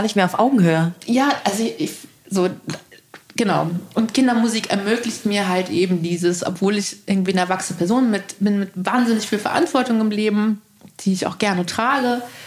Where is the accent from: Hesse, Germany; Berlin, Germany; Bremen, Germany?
Berlin, Germany; also born or lived in East Germany (GDR); ich bin in Tempelhof groß geworden